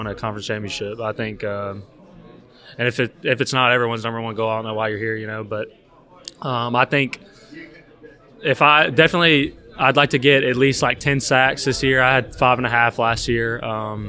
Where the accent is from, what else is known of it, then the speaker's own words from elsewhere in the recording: Athens, Alabama, United States; moved away; Alabama. I'm from Athens, Alabama.